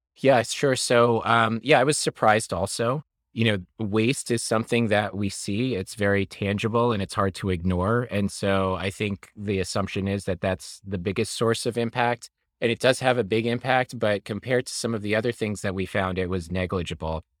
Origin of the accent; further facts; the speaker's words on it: New York, United States; I am from New York. I was raised here